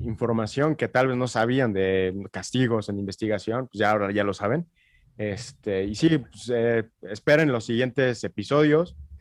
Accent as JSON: {"language": "Spanish", "country": "Mexico", "said": "como mexicano y como compatriota"}